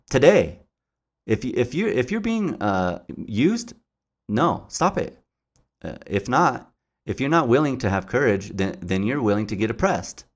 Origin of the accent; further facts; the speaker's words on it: Albuquerque, New Mexico, United States; I grew up, uh, uh, in the, the west side of Albuquerque.